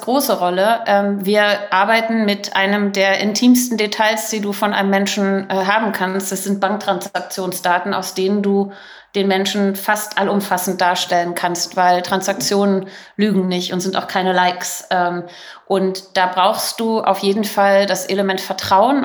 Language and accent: German; Berlin, Germany; moved away as an adult; ich bin Berlinerin, äh, war 15 Jahre im Ausland